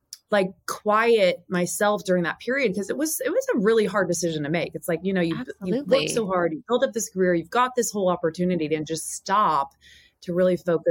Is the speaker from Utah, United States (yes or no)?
no; Indiana, United States; moved away as an adult; back home to Indiana, where I'm from